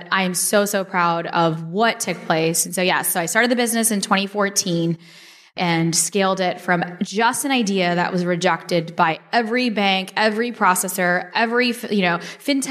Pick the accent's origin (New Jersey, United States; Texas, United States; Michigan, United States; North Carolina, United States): Texas, United States; Dallas; also born or lived in Chicago; I was born in Chicago. I grew up in Dallas.